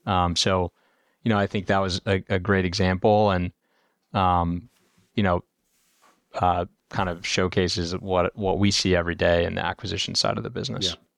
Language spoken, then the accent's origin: English; Indiana, United States; moved away as an adult; also born or lived in Chicago / California; I'm from, uh, the Midwest originally, grew up in Indiana